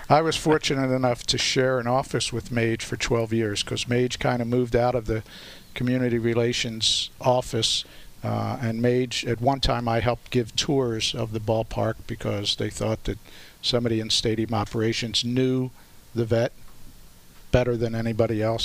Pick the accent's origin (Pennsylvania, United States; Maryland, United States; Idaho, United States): Pennsylvania, United States; Philadelphia; I grew up here in South Philly